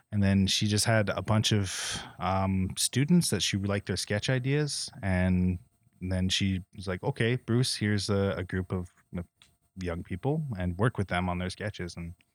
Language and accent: English; Philippines; now in Toronto, Canada; I'm Filipino. I was like, I didn't think I felt that much shame when I moved to Toronto, but I guess I did.